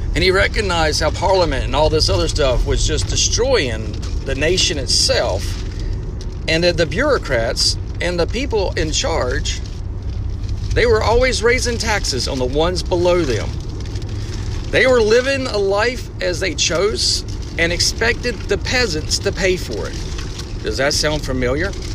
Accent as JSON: {"language": "English", "region": "the South", "country": "United States", "said": "Now, I'm from the South. I love my Southern heritage."}